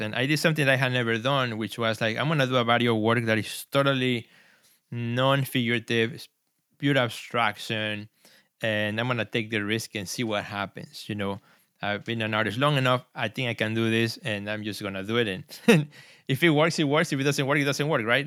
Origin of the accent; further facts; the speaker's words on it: Mexico City, Mexico; also born or lived in Puebla, Mexico; now in Chicago, United States; I was born in Mexico in the city of Puebla, which is about two hours from Mexico City. But, uh, my parents then moved back to Mexico City, so I grew up i-, there